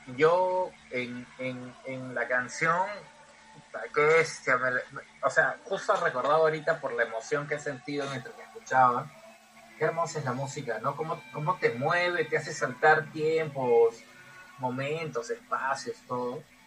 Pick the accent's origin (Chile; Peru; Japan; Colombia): Peru; somos peruanos